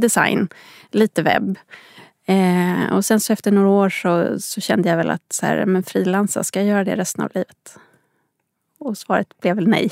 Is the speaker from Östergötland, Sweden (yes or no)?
no; Upplands Väsby, Stockholm County, Sweden; Jag är uppväxt i Upplands Väsby, en bit norr om Stockholm